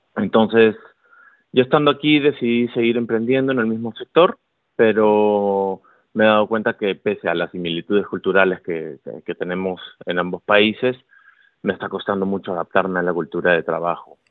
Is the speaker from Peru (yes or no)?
yes; Peru; moved away as an adult; also born or lived in Lima; now in Spain; soy de Perú, pero bueno, ya tengo tiempo viviendo en España.